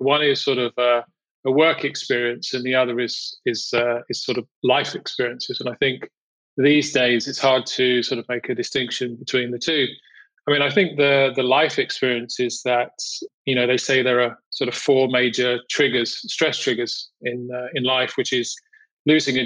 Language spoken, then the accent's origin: English; United Kingdom; moved away as an adult; also born or lived in Europe / United States / Amsterdam; originally from the UK, I grew up in England, just outside London.